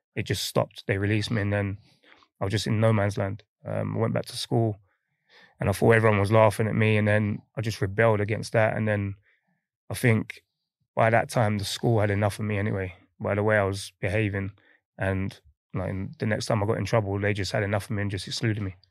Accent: London, United Kingdom; moved away as an adult; also born or lived in Midlands; growing up in, you know, m, on my estate in Hackney, Nightingale Estate

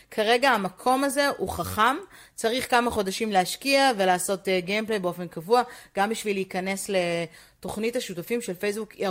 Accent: Israel

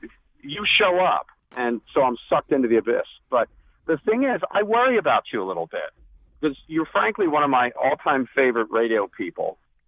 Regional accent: Philadelphia, Pennsylvania, United States; I grew up in Philadelphia, so I know a lot more about Trump than most people.

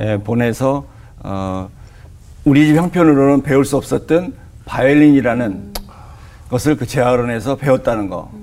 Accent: Daejeon, South Korea; 제가 고향이 대전인데

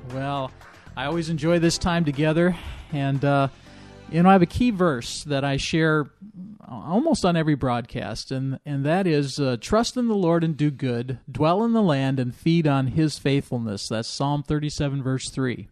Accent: Illinois, United States; moved away; I grew up in Illinois, right on the Iowa border

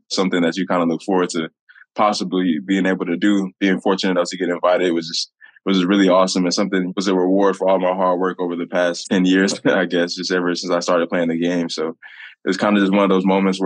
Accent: Indianapolis, Indiana, United States; to be back in my hometown

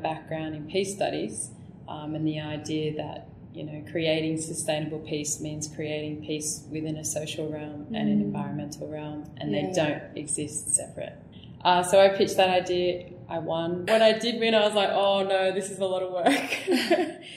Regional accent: Newcastle, New South Wales, Australia; moved away as an adult; also born or lived in Canberra; I grew up in Newcastle

